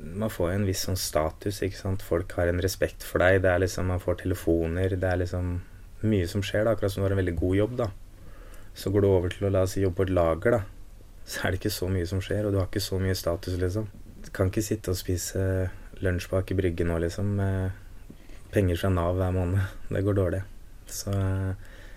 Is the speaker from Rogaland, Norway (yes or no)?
no; Askim, Østfold, Norway; Jeg vokste opp i Askim